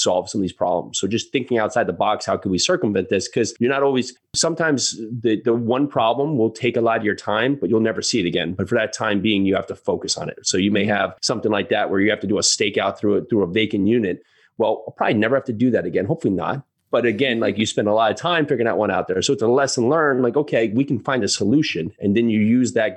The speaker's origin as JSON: {"language": "English", "country": "United States", "tie": "born or raised there", "also_born_or_lived": "New York City", "said": "we born and raised on the East Coast, you know, right outside New York City, lived in New York City for a while"}